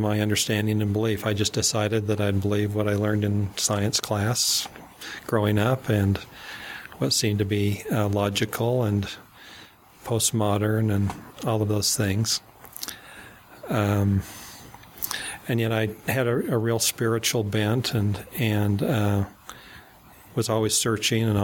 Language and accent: English; Salt Lake City, Utah, United States; growing up in Salt Lake City